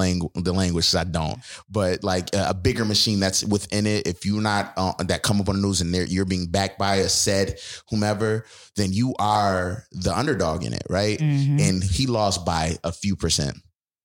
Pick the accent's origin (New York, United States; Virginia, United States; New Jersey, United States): New York, United States; Buffalo; I'm a Buffalo bred person. Like I love Buffalo. Everybody know I'm from Buffalo.